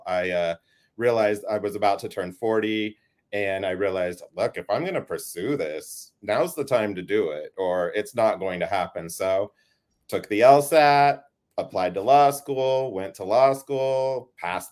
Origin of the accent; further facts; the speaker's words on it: Idaho, United States; also born or lived in Pocatello, Idaho / Boise, Idaho / Burley, Idaho / California; I'm a native Idahoan in that, like, as much as a person who's not an actual native can be. I was born in Pocatello, Idaho. We lived there until, gosh, like second grade, and then we lived over here in Boise for a little while.